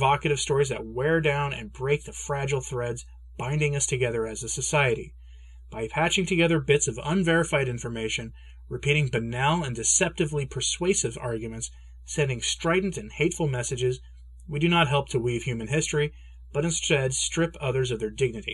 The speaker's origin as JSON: {"language": "English", "country": "United States", "said": "I'm an American"}